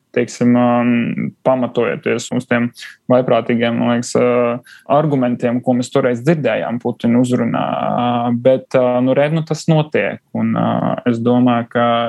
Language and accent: Latvian; Riga, Latvia; also born or lived in Krāslava, Latvia; es nāku no Krasnodas. Mana liela, ja ne lielākā daļa no ģimenes tur ir dzimusi un, un arī joprojām dzīvo. Bet nu, pats es mācījos jau skolā Rīgā